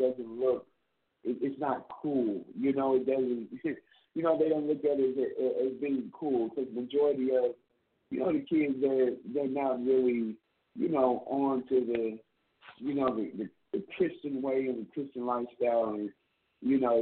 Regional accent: Plano, Texas, United States; I am originally from Plano, Texas

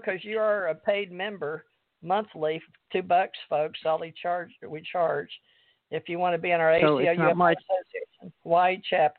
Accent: Kentucky, United States; accent: southern, mountain Kentucky; my southern accent, my mountain Kentucky

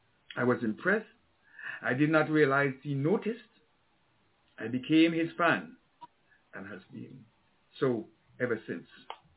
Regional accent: Antigua & Barbuda; I grew up with Tim in Antigua.

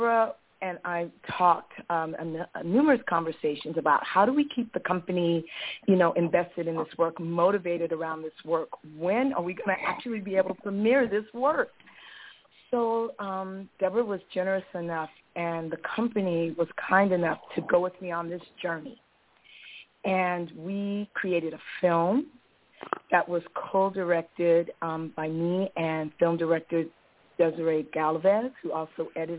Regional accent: Los Angeles, California, United States; moved away as an adult; now in Bay Area, United States; I decided to move to the Bay Area from my hometown in Los Angeles. I grew up in Los Angeles

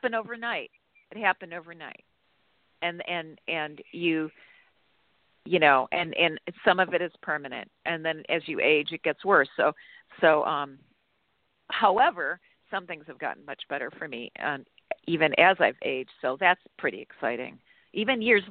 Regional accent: Ohio, United States; moved away; also born or lived in Chicago; I was born in Chicago, but I grew up in Ohio

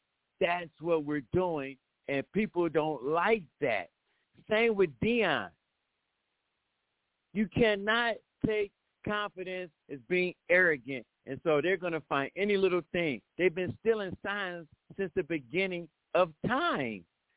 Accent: Ohio, United States; I'm from Ohio, and I love Ohio State.

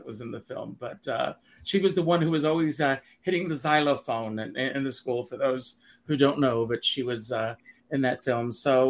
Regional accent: Conway, South Carolina, United States; moved away; I grew up in a small town in South Carolina, Conway, South Carolina. I grew up, my grandfather was very involved in the Methodist Church.

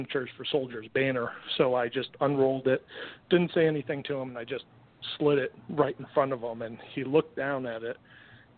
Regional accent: Connecticut, United States; I grew up in Connecticut, grew up a huge Mets fan

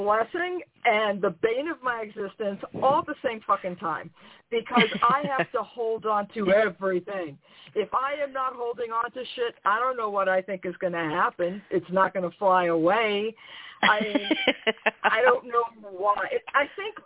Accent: New York, United States; as a New Yorker

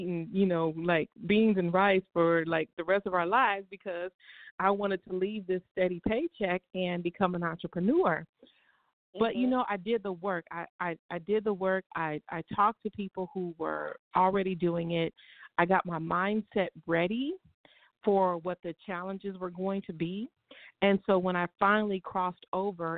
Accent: Bakersfield, California, United States; also born or lived in Pasadena, California / Inland Empire, California; I was born in Pasadena, California, raised in Bakersfield, and moved back out to the IE area back early in the, I think 1993. But I'm a Southern California girl, born and raised.

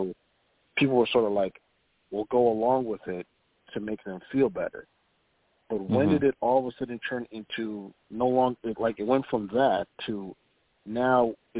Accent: Minneapolis, Minnesota, United States

